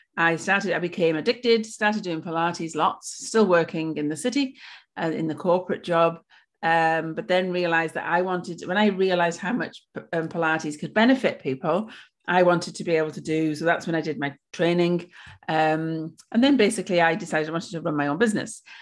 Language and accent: English; Wales, United Kingdom; moved away as an adult; now in Australia; I'm originally from Wales. Um, I've lived in Australia for seven years